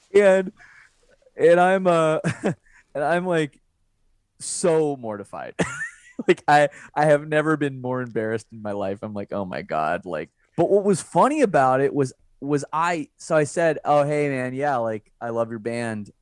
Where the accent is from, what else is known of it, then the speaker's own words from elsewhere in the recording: Canada; As a Canadian, I, I feel pretty, pretty lucky that I'm Canadian